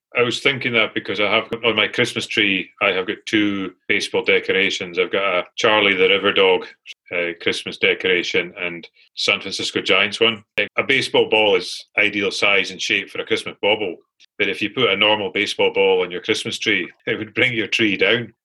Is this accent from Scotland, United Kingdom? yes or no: yes; Glasgow, Scotland, United Kingdom; asked where I was from. As uh, I told him Glasgow